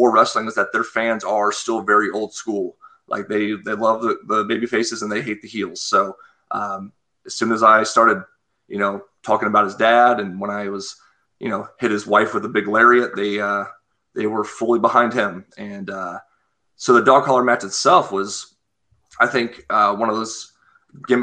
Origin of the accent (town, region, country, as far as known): United States